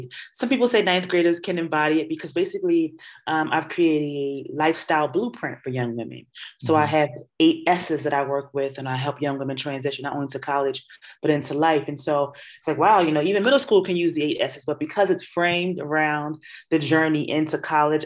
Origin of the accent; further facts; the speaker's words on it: Philadelphia, Pennsylvania, United States; also born or lived in New York; I'm from North Philadelphia. And so I graduated from high school at Kappa